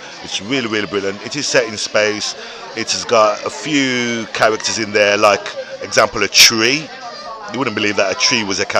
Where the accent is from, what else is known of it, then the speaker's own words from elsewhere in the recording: Birmingham, West Midlands, United Kingdom; Listen, you're dissing my hometown, bro.